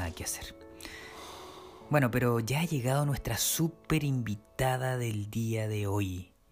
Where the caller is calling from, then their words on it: Copiapó, Atacama, Chile; Hola amigos de Temporalidad. … soy de Copepó.